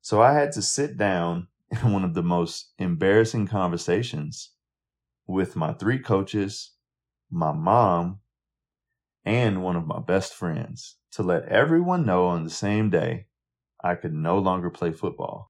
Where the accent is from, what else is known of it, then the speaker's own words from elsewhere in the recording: Montgomery, Alabama, United States; as a young black kid growing up in Montgomery